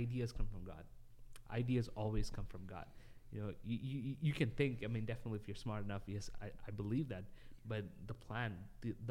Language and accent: English; Dubai, United Arab Emirates; while I was growing up in Dubai